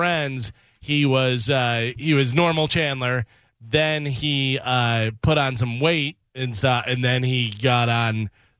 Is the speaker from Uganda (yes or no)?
no; Ireland; As an Irish guy